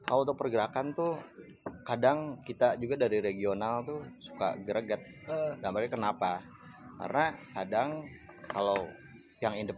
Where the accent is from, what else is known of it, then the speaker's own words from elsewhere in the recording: West Java, Indonesia; accent: Sundanese; first language Sundanese; Indonesian is a second language; bahasa gua Sunda.